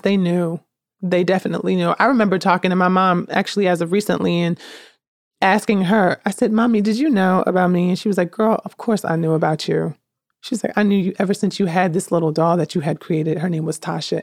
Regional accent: Newark, New Jersey, United States; also born or lived in Jackson, New Jersey; I'm born and raised in Newark, New Jersey, 'cause that's just where m, most of my life took place.

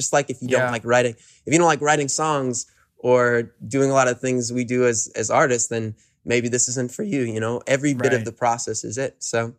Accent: New York City, New York, United States; also born or lived in Woodstock, New York; Man, I grew up in Hell's Kitchen, New York City.

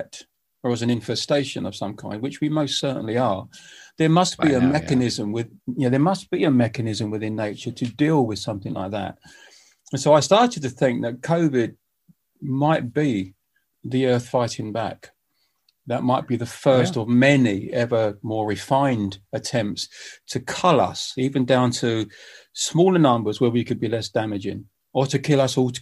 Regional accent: United Kingdom; I'm a British musician

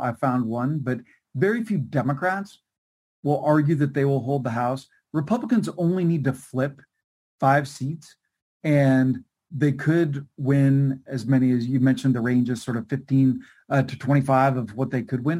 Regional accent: California, United States; my home state of California

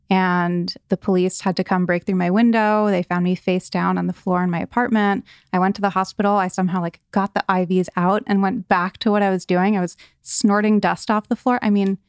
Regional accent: East Coast, United States; So I grew up on the East Coast, and I had a very idyllic childhood.

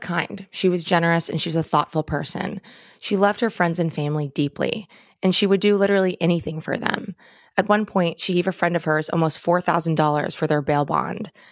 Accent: Long Island, New York, United States; We're both from Long Island

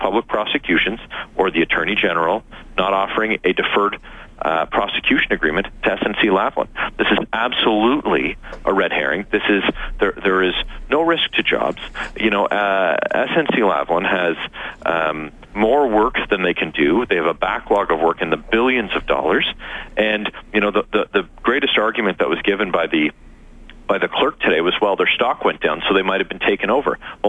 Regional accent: Canada; but just as a Canadian, I'm fully gripped by the very devastating reality of that situation.

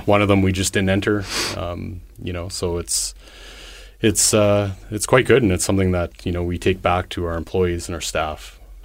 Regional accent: Winnipeg, Manitoba, Canada; moved away as an adult; also born or lived in Toronto / Ontario / Alberta / Saskatchewan; born and raised in Winnipeg

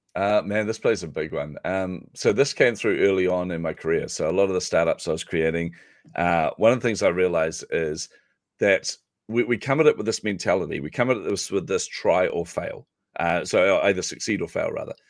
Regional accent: New Zealand; I'm a Kiwi

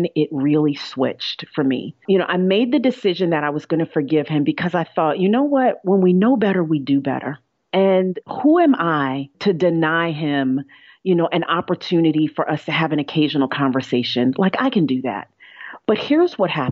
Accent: New York, United States; I'm a New Yorker

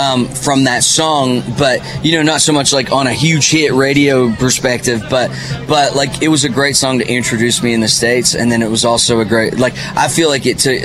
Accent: Canada; moved away as an adult; now in Nashville, United States; I'm Canadian.

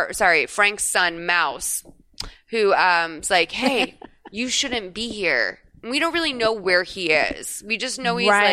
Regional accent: Ireland; I'm Irish. Like, no. And I don't think I was part of the Irish mob for sure.

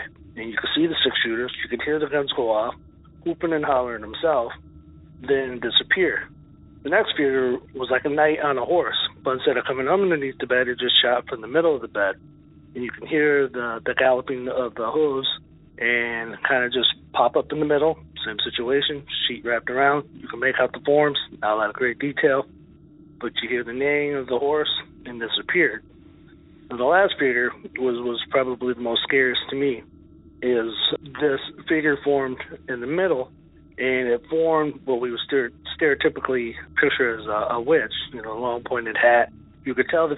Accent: Tucson, Arizona, United States; now in Cross Plains, United States; I was born and raised in Tucson, Arizona

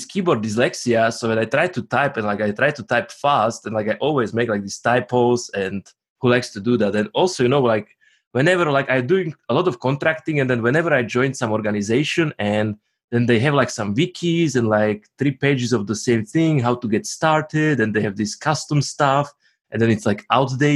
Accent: Slovakia; now in Zurich, Switzerland; I am in Zurich, Switzerland currently, even though originally I am from Slovakia, same as Mishko

